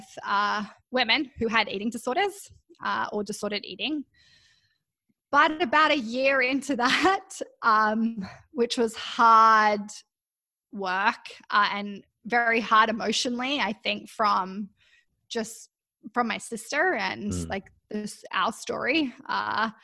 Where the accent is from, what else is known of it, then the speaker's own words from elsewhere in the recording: Canberra, Australian Capital Territory, Australia; moved away as an adult; now in Vancouver, Canada; I was born in Canberra in Australia, And my primary school even had their own gymnasium there.